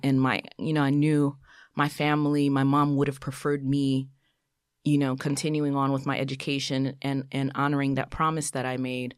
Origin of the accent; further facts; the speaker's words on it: New York City, New York, United States; also born or lived in Brooklyn / Haiti (ancestry); born in Brooklyn, raised in Queens of, uh, first generation, um, Haitian American